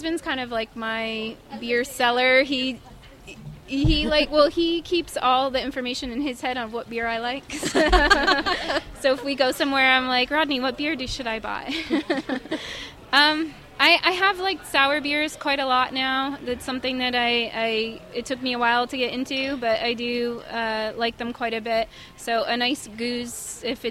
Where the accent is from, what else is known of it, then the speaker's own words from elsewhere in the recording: Scranton, Pennsylvania, United States; I grew up in Scranton, Pennsylvania, mm-hmm. so I'm from that area.